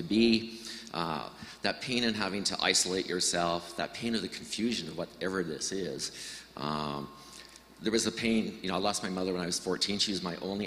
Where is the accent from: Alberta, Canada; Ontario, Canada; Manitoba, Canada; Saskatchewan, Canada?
Saskatchewan, Canada; Estevan; moved away; I'm from Saskatchewan, grew up in a very loving but alcoholic family. Left Estevan as quickly as I could